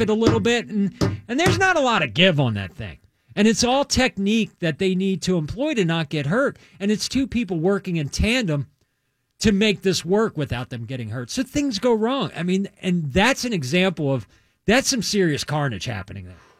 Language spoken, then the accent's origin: English; Maryland, United States; I grew up in Maryland